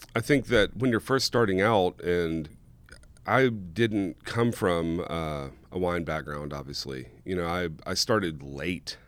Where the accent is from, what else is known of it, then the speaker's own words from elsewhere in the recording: South Louisiana, United States; now in Oregon, United States; I grew up in South Louisiana.